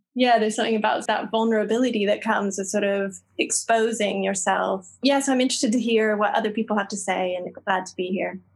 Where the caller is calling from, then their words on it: Glasgow, Scotland, United Kingdom; I'm calling from Glasgow